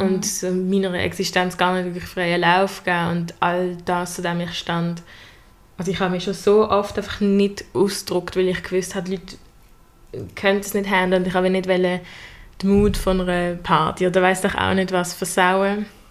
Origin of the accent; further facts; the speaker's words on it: Basel, Basel-Stadt, Switzerland; komme auch aus Basel und bin Schülerin am Gym Leonard